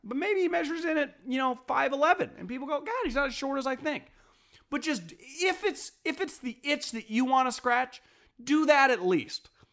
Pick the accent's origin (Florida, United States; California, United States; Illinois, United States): California, United States; the Bay Area; I'm from the Bay